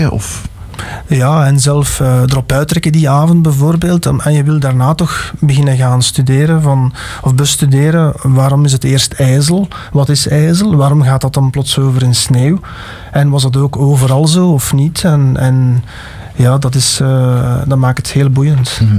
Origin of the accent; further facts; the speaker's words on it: Alsemberg, Flanders, Belgium; ik ben van Alsenberg afkomstig.